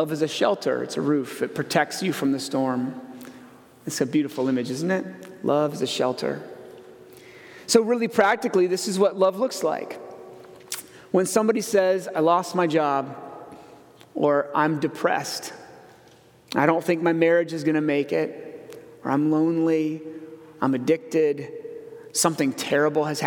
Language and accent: English; Iowa, United States; I grew up in Iowa